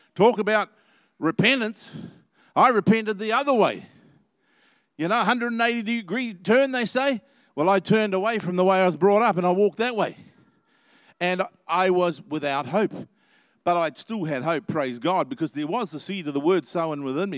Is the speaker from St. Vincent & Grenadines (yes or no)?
no; New Zealand; I hope I'm a New Zealander